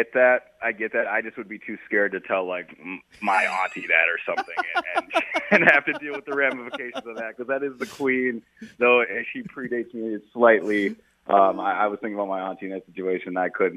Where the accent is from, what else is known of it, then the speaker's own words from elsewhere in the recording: Minnesota, United States; I'm from Minnesota